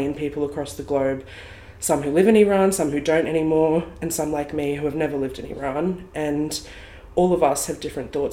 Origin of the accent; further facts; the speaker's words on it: Australia; I was born here in Australia and I grew up here my whole life